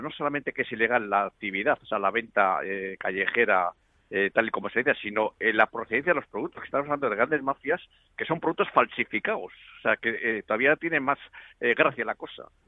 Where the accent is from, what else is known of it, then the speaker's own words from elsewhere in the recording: Spain; yo tengo que mantener una, una, familia aquí en mi país